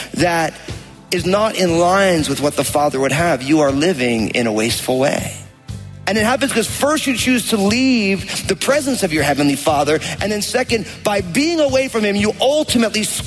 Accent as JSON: {"language": "English", "region": "New Jersey", "country": "United States", "tie": "born or raised there", "said": "I grew up in New Jersey"}